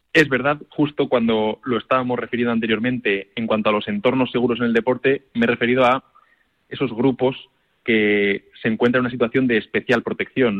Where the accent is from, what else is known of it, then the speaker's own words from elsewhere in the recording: Valencia, Valencian Community, Spain; como es mi tierra